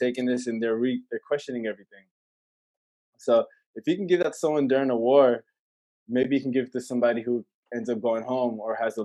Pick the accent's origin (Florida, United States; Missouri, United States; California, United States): California, United States; Alameda; moved away; also born or lived in Boston / Oakland; moved to this town called Alameda, a small beach town by the water